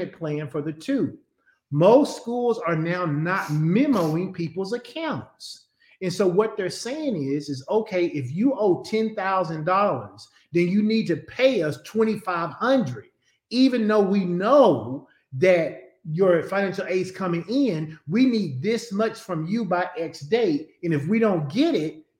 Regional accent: Conway, Arkansas, United States; I grew up in Conway. I went to UCA at first and I didn't live on campus

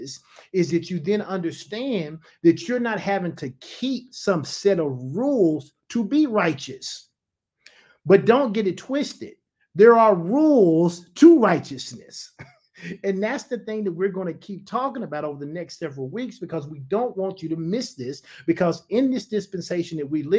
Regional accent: United States; I'm an American citizen

